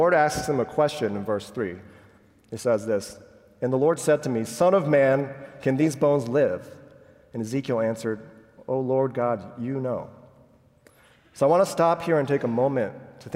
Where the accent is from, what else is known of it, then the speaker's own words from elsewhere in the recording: Japan; I was born and raised in Japan, where less than 1% of 126 million people are Christians